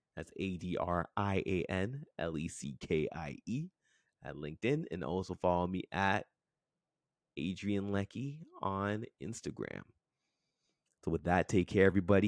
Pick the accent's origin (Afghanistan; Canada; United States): Canada; Toronto, Ontario; I grew up in Scarborough, Ontario, um, born and raised, um, in a neighborhood called Crescent Town.